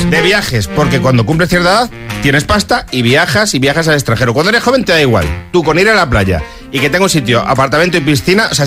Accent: Spain; es fácil reconocer a los españoles porque no sé qué pasa, que salimos de España y no sabemos hacer colas

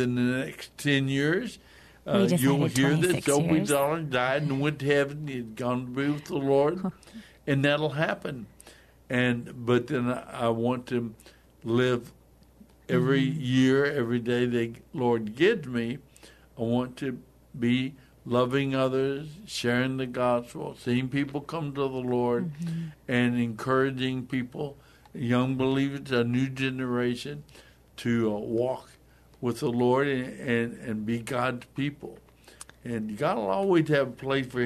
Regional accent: United States; us as American believers

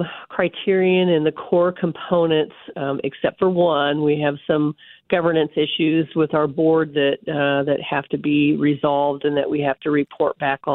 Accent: North Platte, Nebraska, United States; also born or lived in Concordia, Kansas; now in Kansas, United States; I grew up in North Platte, Nebraska, so I'm a Husker.

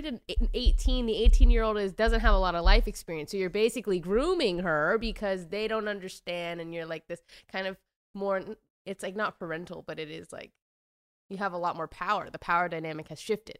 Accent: Washington, United States; I'm from Washington

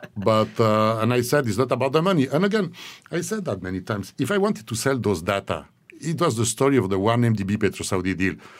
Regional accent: Switzerland; moved away; I needed to go back to my, to my home country, Switzerland

